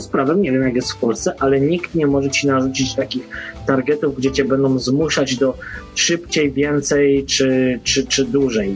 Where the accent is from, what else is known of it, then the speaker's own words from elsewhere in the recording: Poland; moved away as an adult; now in Ireland; ja nie po to wyjechałem z Polski